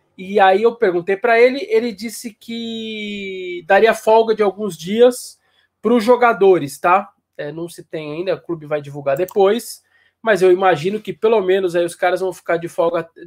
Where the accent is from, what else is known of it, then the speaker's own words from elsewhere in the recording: São Paulo, Brazil; Eu, eu sou da Zona Norte de São Paulo, aqui do Tucuruvi